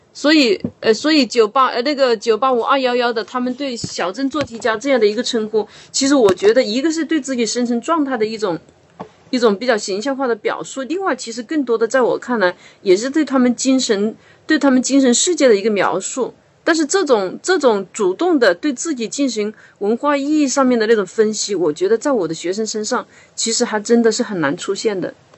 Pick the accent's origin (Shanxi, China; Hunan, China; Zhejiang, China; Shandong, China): Hunan, China; moved away as an adult; now in Guangdong, China; 因为我老家是湖南的嘛。我到广东生活了快二十年以后